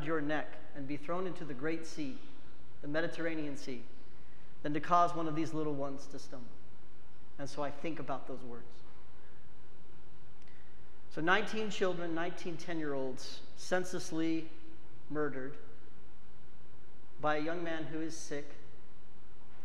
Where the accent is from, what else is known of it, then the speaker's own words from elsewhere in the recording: United States; I love being an American